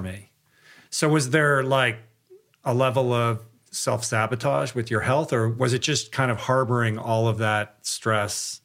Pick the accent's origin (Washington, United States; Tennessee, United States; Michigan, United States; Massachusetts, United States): Michigan, United States; I'm from Michigan